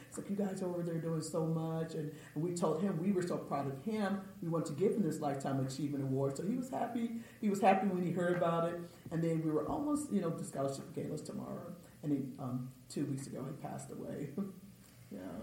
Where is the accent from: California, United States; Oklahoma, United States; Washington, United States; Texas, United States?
Texas, United States; Austin; I was from Austin